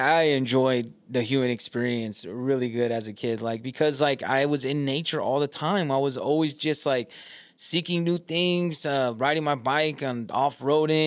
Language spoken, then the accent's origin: English; California, United States; moved away as an adult; now in Michigan, United States; I'm from California now